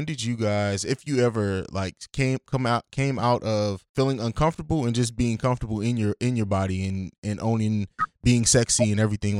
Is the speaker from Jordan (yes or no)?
no; Italy; also born or lived in Germany; I grew up in Europe. I grew up in Italy and Germany.